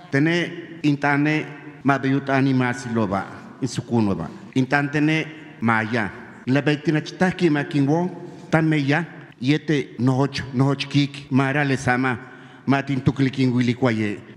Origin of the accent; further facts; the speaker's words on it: Quintana Roo, Mexico; Se lo queremos reconocer los mayas Curso.